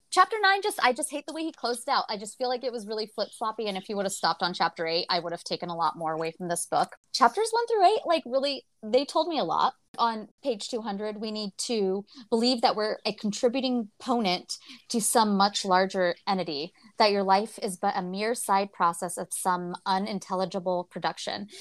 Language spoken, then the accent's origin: English; United States; I'm from America, from the United States